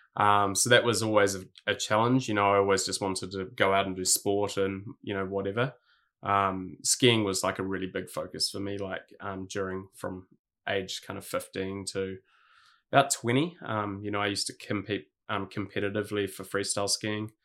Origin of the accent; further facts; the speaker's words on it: Hawke's Bay, New Zealand; also born or lived in Sydney, Australia; now in Gold Coast, Australia; I grew up in Hawke's Bay, um, in New Zealand